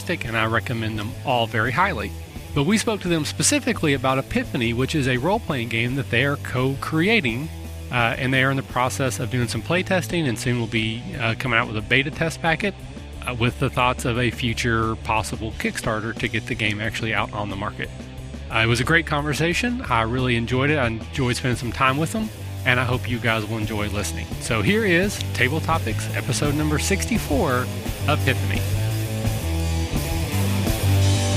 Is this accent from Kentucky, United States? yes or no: yes; Kentucky, United States; I'm from Kentucky.